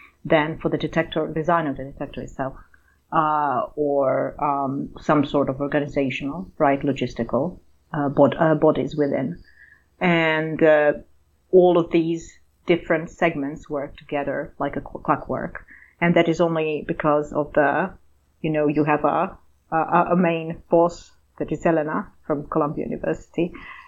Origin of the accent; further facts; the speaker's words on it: Croatia; also born or lived in Serbia / Austria / Germany / Italy; now in Newcastle, United Kingdom; I am from Croatia originally, and I came to Newcastle via Serbia, Austria, Germany, and Italy